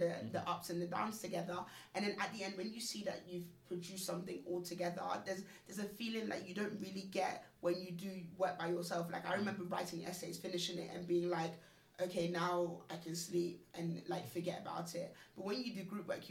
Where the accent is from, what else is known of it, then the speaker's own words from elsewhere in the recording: London, United Kingdom; moved away as an adult; I grew up in London.